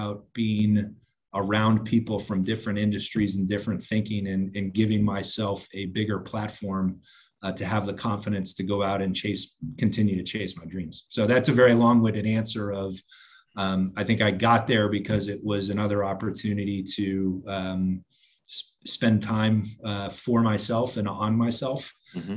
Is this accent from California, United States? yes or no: no; suburb of Philadelphia, Southern New Jersey, United States; moved away as an adult; also born or lived in Arizona; I grew up in Southern New Jersey. So I grew up in a suburb of Philadelphia